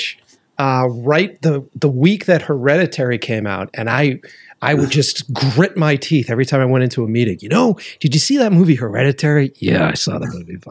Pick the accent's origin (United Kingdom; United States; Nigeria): United States; East Coast; moved away; I'm originally from the East Coast.